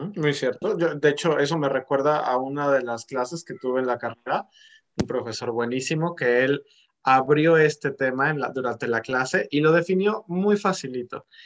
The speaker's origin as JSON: {"language": "Spanish", "country": "Mexico", "said": "nosotros como mexicanos"}